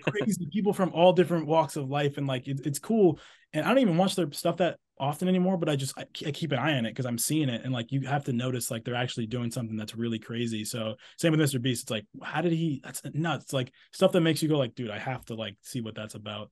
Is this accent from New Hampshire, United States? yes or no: yes; Exeter, New Hampshire, United States; moved away; I'm from New Hampshire, from a town called Exeter, New Hampshire. I'm actually here right now, like I said, visiting family